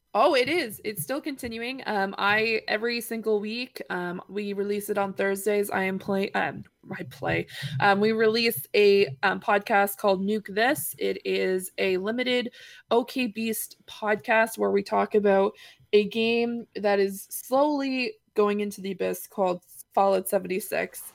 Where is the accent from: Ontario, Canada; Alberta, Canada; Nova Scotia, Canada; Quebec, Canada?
Nova Scotia, Canada; Granville Ferry; my hometown